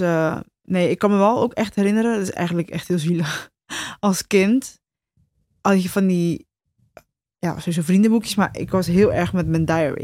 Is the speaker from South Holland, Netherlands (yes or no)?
yes; Rotterdam, South Holland, Netherlands; We zijn ook Rotterdams, hè? Naast dat, we zijn Rotterdammers en ik heb gewoon een grote bek